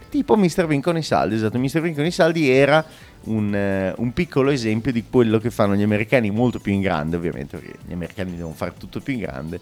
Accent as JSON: {"language": "Italian", "town": "Bologna", "region": "Emilia-Romagna", "country": "Italy", "said": "noi dobbiamo essere iper orgogliosi da bolognesi"}